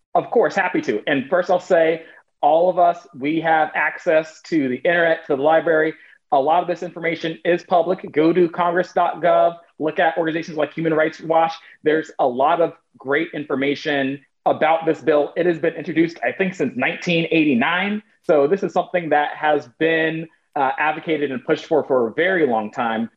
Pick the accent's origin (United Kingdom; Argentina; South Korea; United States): United States; also born or lived in Portland, Oregon; I am American